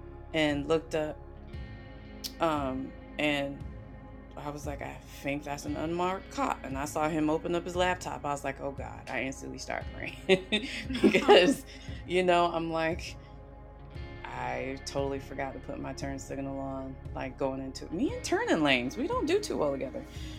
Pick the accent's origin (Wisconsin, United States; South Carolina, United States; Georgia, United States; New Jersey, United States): South Carolina, United States; I love my home state. I really do. I love my home state, but the isms are definitely, and not just racism, the isms are definitely in South Carolina